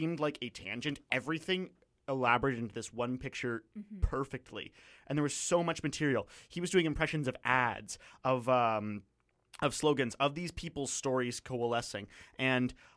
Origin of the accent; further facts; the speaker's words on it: London, Ontario, Canada; moved away; my hometown, London, Ontario